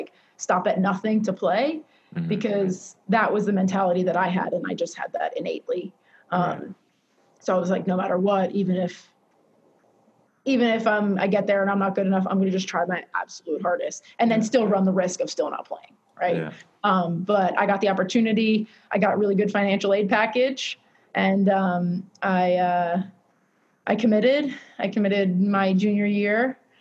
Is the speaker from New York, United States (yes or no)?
yes; Massapequa Park, New York, United States; grew up Massapequa Park, Grand Boulevard, what, 8 houses from the Vinbergs.